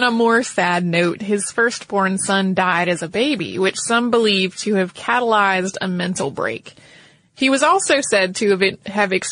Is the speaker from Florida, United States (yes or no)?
no; North Carolina, United States; because I grew up in North Carolina.